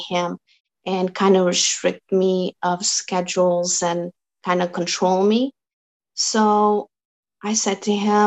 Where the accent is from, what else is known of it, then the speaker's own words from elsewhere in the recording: Azores, Portugal; first language Portuguese; English is a second language; now in Canada; I came from Azores, the islands of Portugal, and we speak Portuguese.